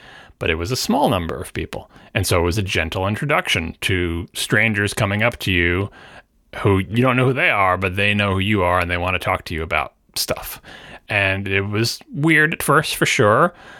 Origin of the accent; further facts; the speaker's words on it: New York, United States; I am a New Yorker, after all.